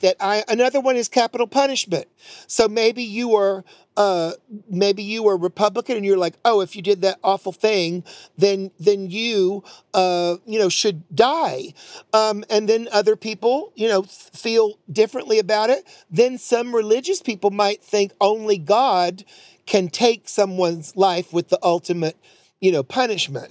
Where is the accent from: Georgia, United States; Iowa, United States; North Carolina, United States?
North Carolina, United States; I'm from North Carolina, born there.